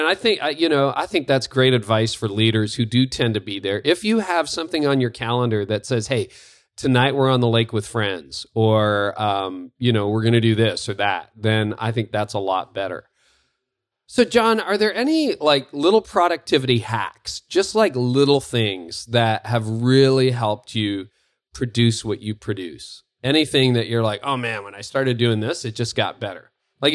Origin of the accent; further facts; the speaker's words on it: Windsor, Ontario, Canada; moved away; that's my hometown.